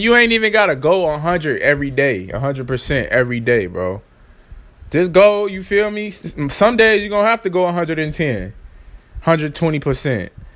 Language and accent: English; Chicago, Illinois, United States; I'm from Chicago